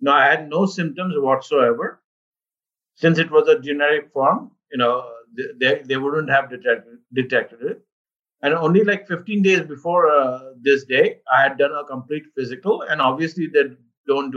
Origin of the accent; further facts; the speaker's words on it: Mumbai, Maharashtra, India; moved away as an adult; also born or lived in Cleveland, United States / Boston, United States; now in Northern Virginia, United States; I was born in India, and I grew up in Mumbai. So this is pretty much my town, my birth town